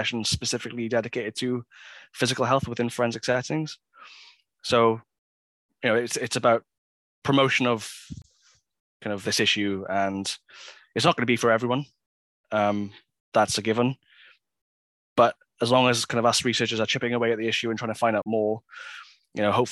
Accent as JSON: {"language": "English", "town": "Swansea", "region": "Wales", "country": "United Kingdom", "moved": "yes", "lives_now": "Cardiff, United Kingdom", "said": "I was driving back to Swansea, where I'm from"}